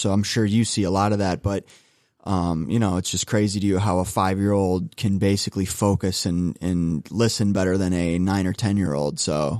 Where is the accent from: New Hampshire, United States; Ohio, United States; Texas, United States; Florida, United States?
Ohio, United States; Russell; I grew up in Russell, Ohio, so suburb of Cleveland